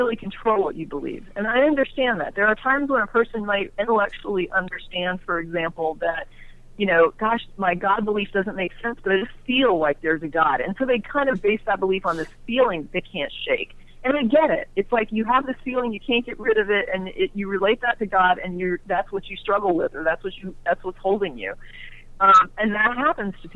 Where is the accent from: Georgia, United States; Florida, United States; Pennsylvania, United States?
Florida, United States; Orlando; moved away as an adult; now in Texas, United States; I grew up in Orlando, and I lived there most of my life before leaving about the age of, you know, I guess nearly 30